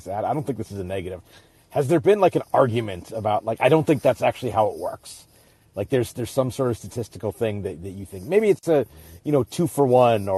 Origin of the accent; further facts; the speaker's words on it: Alaska, United States; I grew up in Alaska, and when I was in high school, he was the local voice of the Sonics